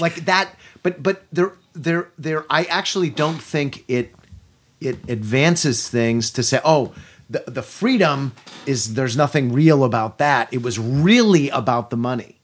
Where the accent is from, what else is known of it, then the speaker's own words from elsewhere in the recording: United States; we Americans